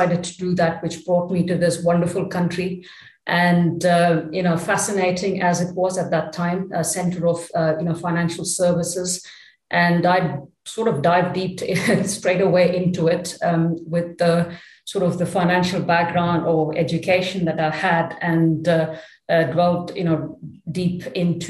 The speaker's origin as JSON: {"language": "English", "town": "Chennai", "region": "Tamil Nadu", "country": "India", "tie": "born or raised there", "also_born_or_lived": "Paris, France", "moved": "as an adult", "lives_now": "Luxembourg", "said": "So I grew up in Chennai. It was called Madras in those days. So that's where, you know, I went through all my education"}